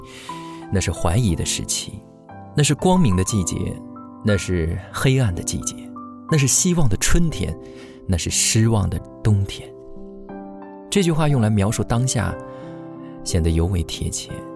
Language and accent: Chinese; China; 作为中国人，我们生于斯，长于斯，歌枯于斯